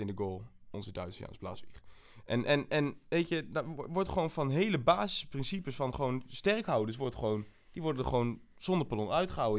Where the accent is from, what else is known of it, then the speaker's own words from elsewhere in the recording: Almelo, Overijssel, Netherlands; moved away as an adult; also born or lived in south of the Netherlands / Groningen; Ik eh, kom uit Almelo. Ik ben geboren in het zuiden van het land. Maar ben eigenlijk op mijn jaar leeftijd ben ik al naar Almelo gekomen.